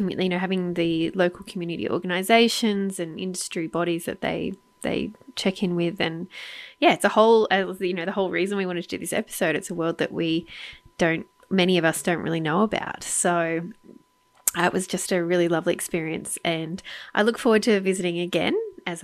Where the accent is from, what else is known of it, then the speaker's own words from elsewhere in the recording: Australia; I'm an Australian